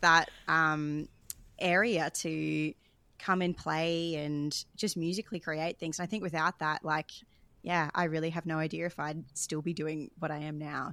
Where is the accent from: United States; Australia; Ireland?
Australia; I grew up singing in the Australian Girls Choir, as a lot of people do, um, throughout my childhood